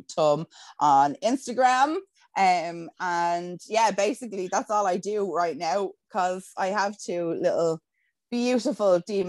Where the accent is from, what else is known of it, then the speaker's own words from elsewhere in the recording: Dublin, Leinster, Ireland; even I can hear a fucking Wicklow accent coming through my voice, and I'm like, no, I'm from Dublin, and that's it.